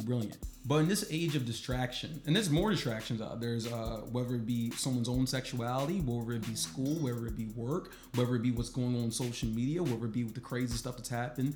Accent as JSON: {"language": "English", "town": "Baltimore", "region": "Maryland", "country": "United States", "said": "I'm from Baltimore"}